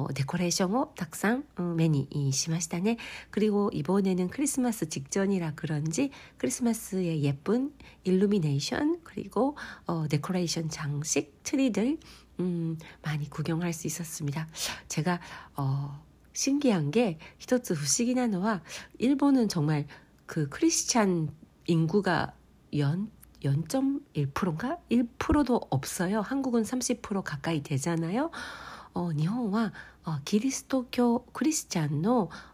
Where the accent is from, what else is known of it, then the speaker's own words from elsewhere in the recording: Kansai, Osaka, Japan; moved away; also born or lived in Kobe; 私のふるさとである関西、 えー、関西地方大阪なので